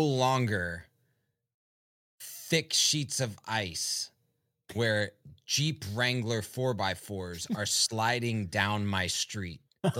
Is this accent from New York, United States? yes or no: no; Richmond, Virginia, United States; moved away; I grew up in Richmond in my elementary school years